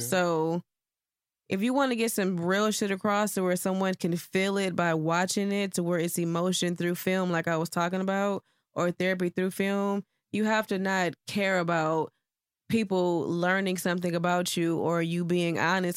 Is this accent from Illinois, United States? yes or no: no; Houston, Texas, United States; also born or lived in Cleveland, Ohio; I left when I was ten and moved to Houston. So, from, like, fifth grade up to my adult years, it was Houston. So, I guess you would say I was raised here.